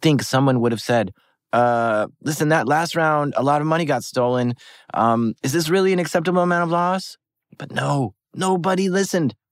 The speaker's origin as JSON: {"language": "English", "country": "United States", "said": "As an American"}